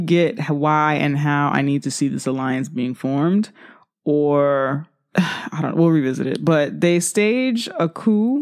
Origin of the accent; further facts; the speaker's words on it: New York, United States; as a black woman, as a New Yorker